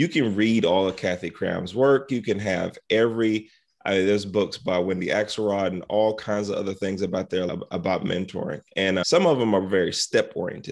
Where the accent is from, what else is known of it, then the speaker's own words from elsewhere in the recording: South Carolina, United States; I grew up in South Carolina.